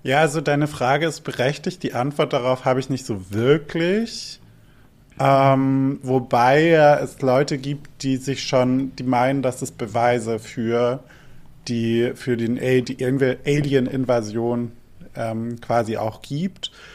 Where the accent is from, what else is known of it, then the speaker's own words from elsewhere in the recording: Albstadt, Baden-Württemberg, Germany; moved away; Dort, wo ich aufgewachsen bin in Albstadt